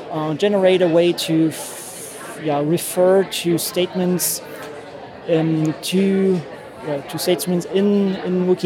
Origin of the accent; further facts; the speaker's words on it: Germany; Um, I'm from Germany.